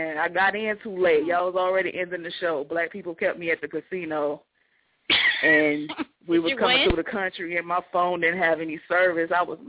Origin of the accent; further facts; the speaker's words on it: Georgia, United States; I'm from Georgia. I'm from Georgia, so, I mean, I'm not shocked